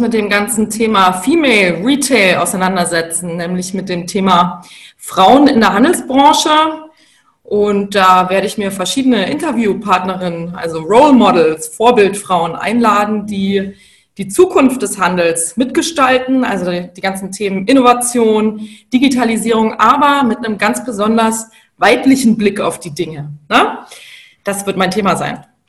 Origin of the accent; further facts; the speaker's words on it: Bavaria, Germany; moved away; Also ich komme ursprünglich aus Bayern, aus einer Unternehmerfamilie